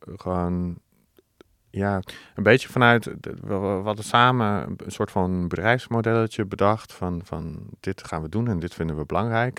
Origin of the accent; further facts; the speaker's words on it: 's-Hertogenbosch, North Brabant, Netherlands; moved away as an adult; ik kom uit Den Bosch. daar heb ik 19 jaar gewoond